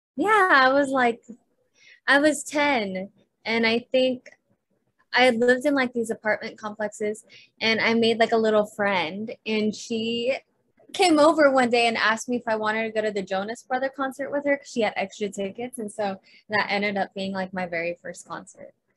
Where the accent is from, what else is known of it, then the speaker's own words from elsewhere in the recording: Clovis, California, United States; moved away as an adult; now in Los Angeles, United States; I was born in Clovis, California.